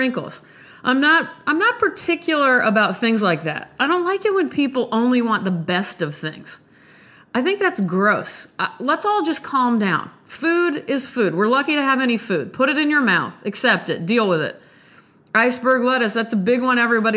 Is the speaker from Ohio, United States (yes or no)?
no; Nebraska, United States; I'm from Nebraska.